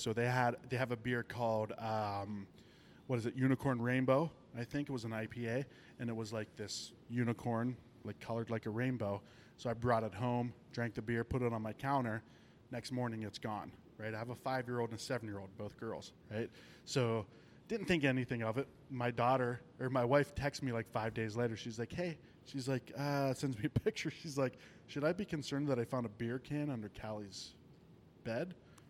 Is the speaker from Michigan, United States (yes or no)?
yes; Michigan, United States; You don't ask that in Michigan. Like, what, I'm fucking from Michigan, dude.